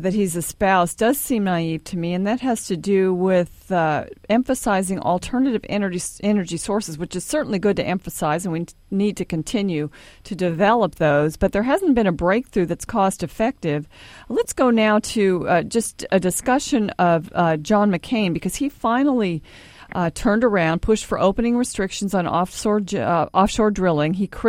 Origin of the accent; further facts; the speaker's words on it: Los Angeles, California, United States; also born or lived in Pasadena; now in Dallas, United States; I'm from Los Angeles, and I remember when I was a little girl, I lived in Pasadena, and Pasadena is up against some mountains.